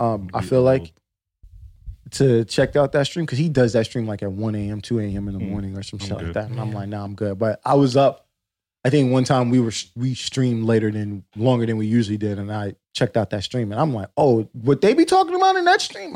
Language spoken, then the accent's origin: English; New York, United States; yeah, nigga, I'm from New York. What the fuck you think this happens?